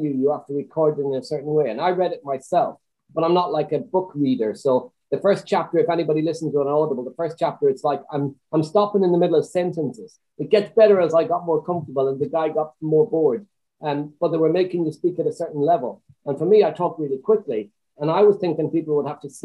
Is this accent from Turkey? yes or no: no; Swinford, Connacht, Ireland; now in United Kingdom; I grew up in Swinford